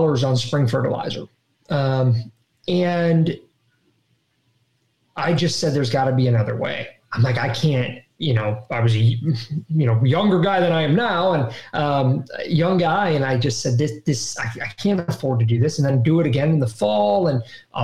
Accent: Ohio, United States; growing up in Ohio

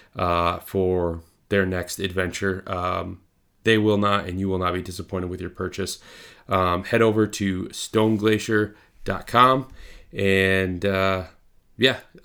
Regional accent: Northern Lower Michigan, United States; I grew up in Northern Lower Michigan.

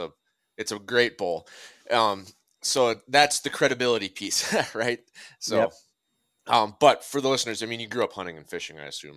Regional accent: Minnesota, United States; I'm from Minnesota.

